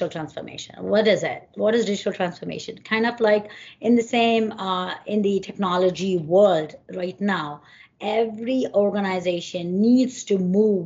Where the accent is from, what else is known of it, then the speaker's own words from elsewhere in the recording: India; moved away as an adult; now in New Jersey, United States; I came from India. My, you know, roots are back from India.